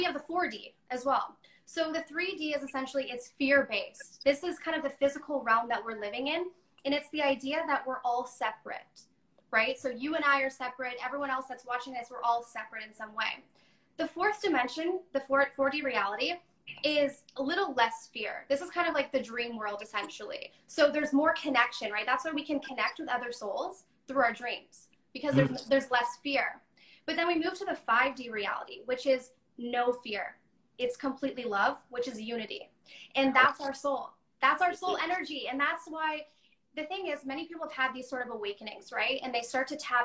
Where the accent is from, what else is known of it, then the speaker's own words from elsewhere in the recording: Chicago, Illinois, United States; also born or lived in Texas / Toronto, Canada; now in Vancouver, Canada; I moved to Chicago. So I lived there for a little while